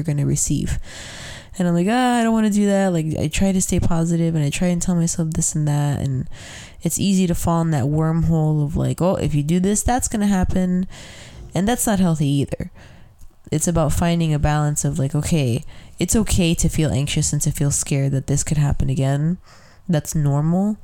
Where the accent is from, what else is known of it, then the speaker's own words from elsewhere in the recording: Chicago, Illinois, United States; I grew up in McKinley Park.